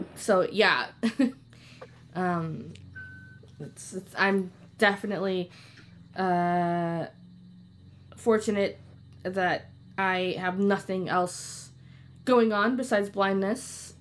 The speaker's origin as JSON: {"language": "English", "town": "Chicago", "region": "Illinois", "country": "United States", "moved": "yes", "lives_now": "Wisconsin, United States", "said": "I'm originally from Chicago, Illinois"}